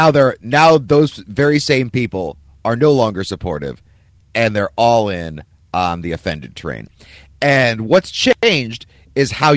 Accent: Cleveland, Ohio, United States; now in Philadelphia, United States; the shitty teams I grew up watching in Cleveland

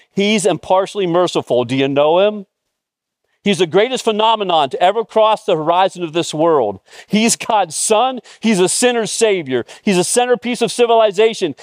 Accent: Mifflintown, Pennsylvania, United States; moved away; my hometown, Mifflin Town

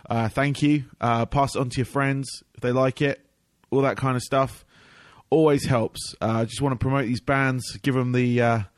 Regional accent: London, United Kingdom; moved away; also born or lived in Farnham, England; I'm from Southeast London, that area of the UK.

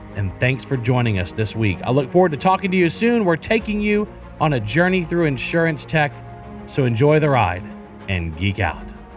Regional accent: South Louisiana, United States; moved away; I, I grew up in South Louisiana

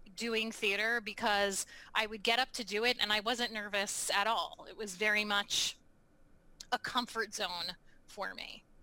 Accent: Baltimore, Maryland, United States; now in New England, United States; I grew up in Baltimore, Maryland

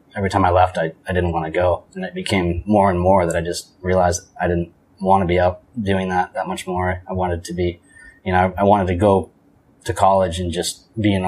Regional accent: New Hampshire, United States; moved away as an adult; also born or lived in Maui; now in Nicaragua; I grew up in New Hampshire.

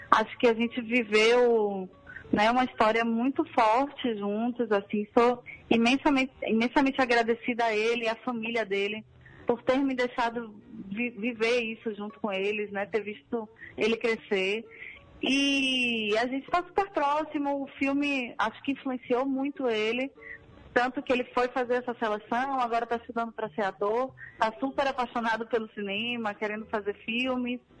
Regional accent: Salvador, Bahia, Brazil; born there; Sim, eu nasci em Salvador

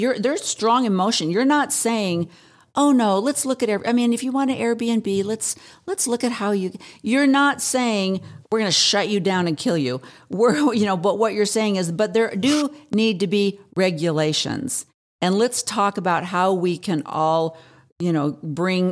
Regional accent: Pacific Northwest, United States; moved away as an adult; also born or lived in Oregon; now in Arizona, United States; I'm from the Pacific Northwest

